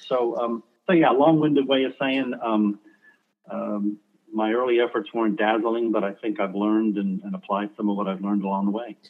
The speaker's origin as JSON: {"language": "English", "town": "New York City", "region": "New York", "country": "United States", "tie": "born or raised there", "moved": "as an adult", "said": "I was bro- born in Brooklyn, New York"}